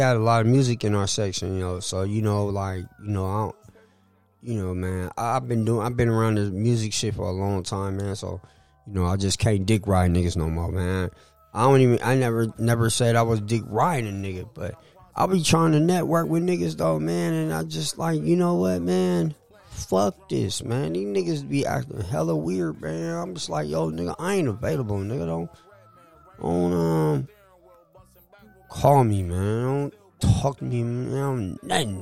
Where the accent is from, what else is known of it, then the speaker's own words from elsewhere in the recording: San Francisco, California, United States; I'm from Hunters Point